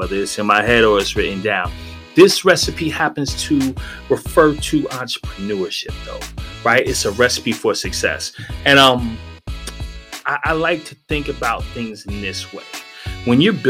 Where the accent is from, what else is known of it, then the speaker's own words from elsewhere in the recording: New York, United States; now in South Florida, United States; in New York, we ain't really rock with rice too much